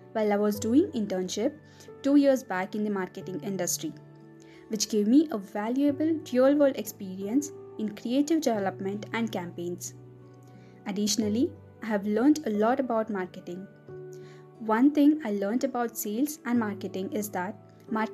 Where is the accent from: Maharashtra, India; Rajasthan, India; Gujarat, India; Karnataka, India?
Karnataka, India; Bangalore; I'm from Bangalore